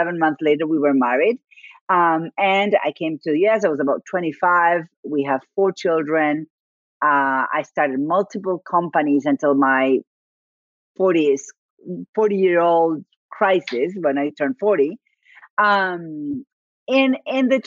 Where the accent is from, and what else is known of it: Argentina; first language Spanish; English is a second language; moved away